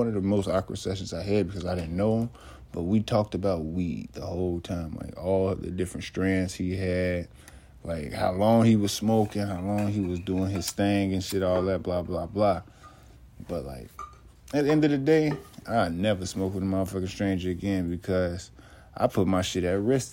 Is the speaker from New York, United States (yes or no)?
no; Chicago, Illinois, United States; moved away; also born or lived in Nebraska; I'm from Chicago